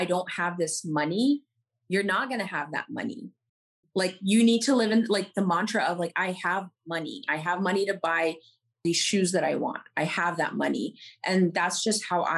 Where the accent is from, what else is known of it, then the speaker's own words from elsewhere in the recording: New York, United States; moved away as an adult; also born or lived in Middle East; now in Los Angeles, United States; born and raised in New York, I did move to the Middle East for a few years when I was a kid. And then we moved back here. And then now I live in Los Angeles